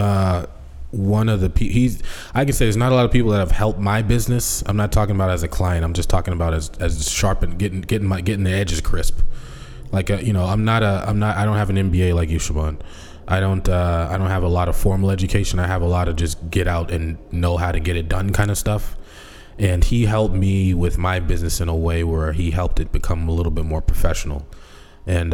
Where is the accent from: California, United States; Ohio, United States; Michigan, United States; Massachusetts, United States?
Massachusetts, United States; Boston; moved away as an adult; also born or lived in Seattle; when I came back into Boston from Seattle